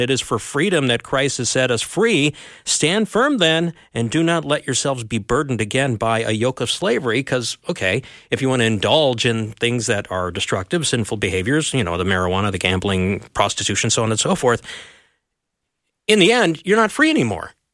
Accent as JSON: {"language": "English", "town": "Elk River", "region": "Minnesota", "country": "United States", "tie": "born or raised there", "said": "I grew up near Elk River, Minnesota"}